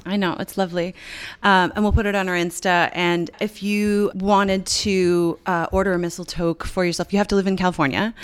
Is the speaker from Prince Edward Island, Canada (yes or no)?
no; Newfoundland and Labrador, Canada; moved away; I grew up in Newfoundland